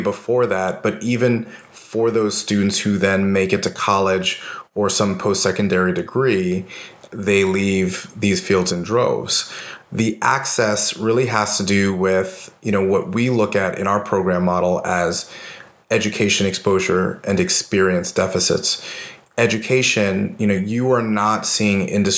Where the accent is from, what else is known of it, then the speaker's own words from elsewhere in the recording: New York, United States; moved away as an adult; now in Austin, United States; I'm originally from New York